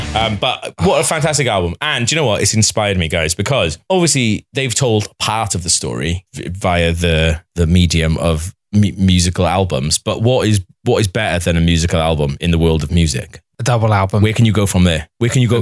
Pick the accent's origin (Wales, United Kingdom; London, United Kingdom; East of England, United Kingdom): Wales, United Kingdom; as a Welsh person